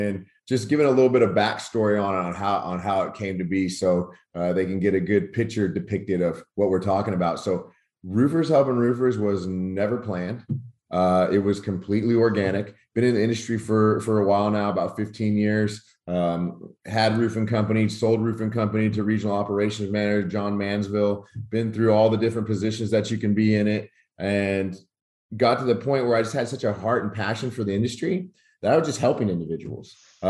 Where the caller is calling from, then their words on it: Rockwall, Texas, United States; Out of Rockwall, Texas, about 45 minutes outside of DFW